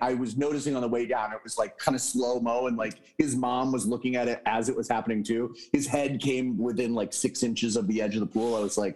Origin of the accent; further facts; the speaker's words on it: United States; I'm an American